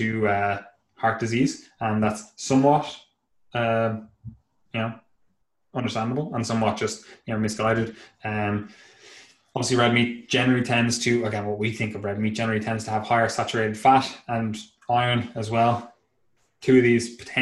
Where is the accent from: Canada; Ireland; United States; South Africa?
Ireland; being inherently patriotic to my country